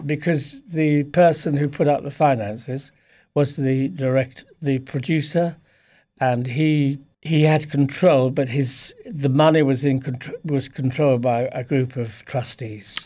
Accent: Lewes, South East England, United Kingdom; also born or lived in Plumpton; now in Fiddown, Ireland; I was born in Sussex, in p, place called Plumpton

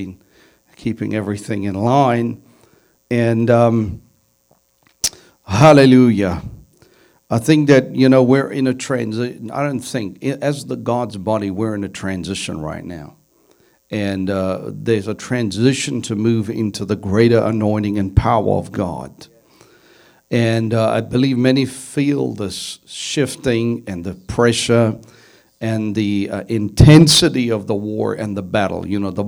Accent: South Africa; Now, I come from South Africa, and as you know, a year ago, the Lord spoke to me about what was coming.

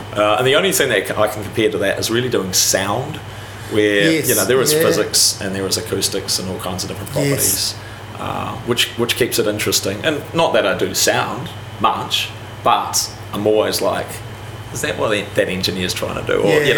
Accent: Wellington, New Zealand; also born or lived in Palmerston North; So I'm Wellington. You're a Wellingtonian? Yeah, Wellington High School, Eastern Suburbs.

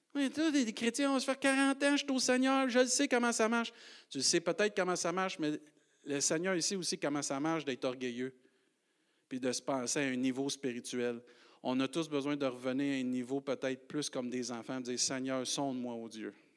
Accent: Rimouski, Quebec, Canada; Avant d'être un Rimusquois, Québécois, Canadien, Français

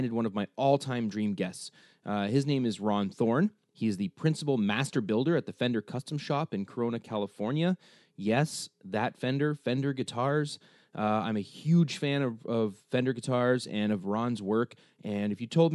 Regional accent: Canada; also born or lived in Cambridge, Ontario; us both being Canadian

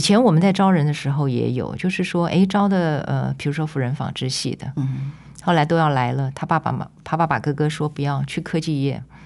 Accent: Taipei, Taiwan; moved away; also born or lived in Tainan; 因为我是台北人

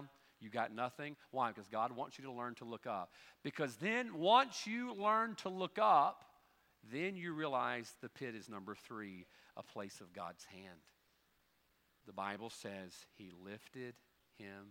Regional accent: United States; as an American

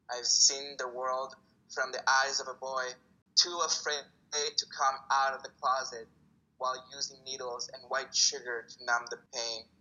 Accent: Italy; born there; also born or lived in El Salvador; Yes, um, so I was born in Italy. My family moved from El Salvador to Italy. Ah. And uh, I learned Italian.

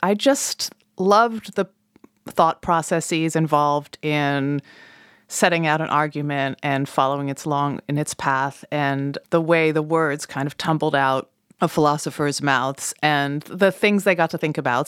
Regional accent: Colorado, United States; moved away; growing up in Colorado

